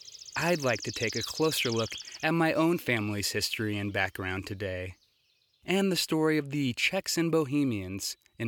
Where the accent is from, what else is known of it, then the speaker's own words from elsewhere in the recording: Ord, Nebraska, United States; my hometown of Ord, Nebraska.